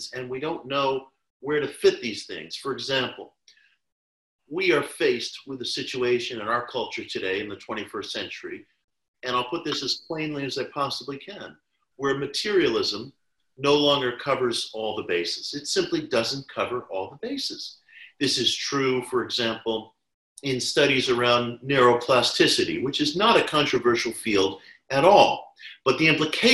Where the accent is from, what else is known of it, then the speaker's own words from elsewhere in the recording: New York City, New York, United States; I was a kid growing up in New York City in the 1970s